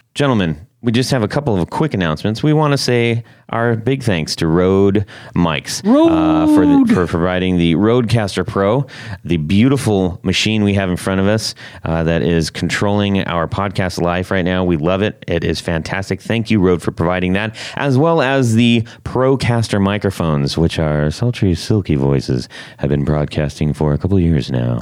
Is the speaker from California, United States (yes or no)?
yes; Huntington Beach, California, United States; moved away; I grew up in in Huntington Beach area